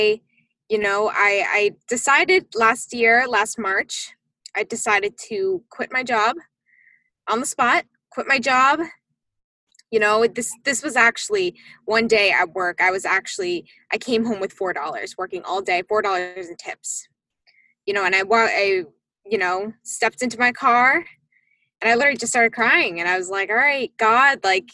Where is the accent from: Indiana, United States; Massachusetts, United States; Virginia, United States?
Massachusetts, United States; I am originally from Massachusetts